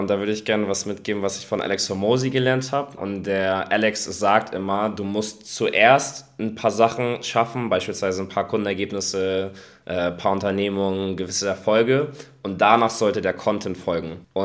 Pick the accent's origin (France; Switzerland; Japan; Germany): Germany; Hamburg; bin aus Hamburg, wohne hier auch gerade